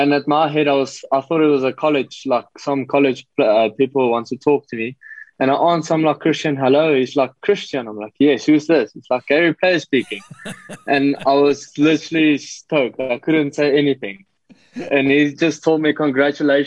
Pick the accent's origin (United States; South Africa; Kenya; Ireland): South Africa; Potchefstroom, North West; moved away as an adult; also born or lived in Parys / Bloemfontein; now in Johannesburg, South Africa; I was born in Potch, Potchefstroom. Then I moved to Parais till I was 6 years old. Had grade one and two, I was in Parais. And then I moved back to Potch and I had my whole school career there